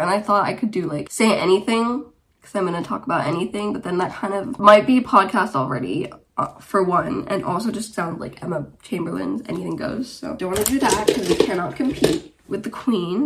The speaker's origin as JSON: {"language": "English", "country": "Germany", "tie": "born or raised there", "also_born_or_lived": "Romania", "moved": "yes", "lives_now": "Wigan, United Kingdom", "said": "I am originally from Romania, but I grew up in Germany and I currently live in the UK, uh, in Wigan, near Manchester"}